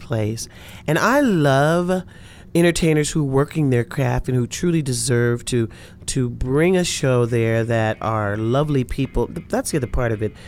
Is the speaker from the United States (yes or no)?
yes; Los Angeles, California, United States; also born or lived in Louisiana; we ended up in L